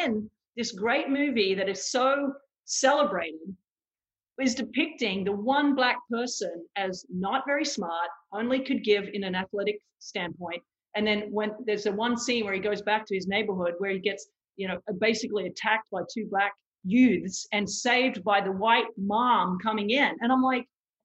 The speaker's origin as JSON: {"language": "English", "country": "Australia", "tie": "born or raised there", "moved": "yes", "lives_now": "United States", "said": "I grew up in Australia"}